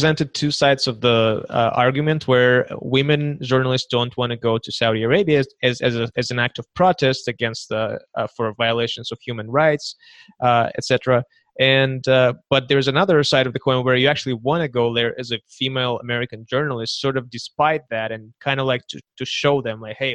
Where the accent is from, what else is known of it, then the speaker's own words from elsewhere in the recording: Kazakhstan; I'm from Kazakhstan